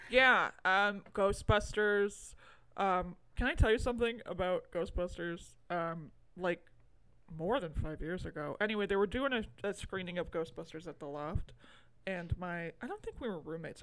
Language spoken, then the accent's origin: English; United States; I'm American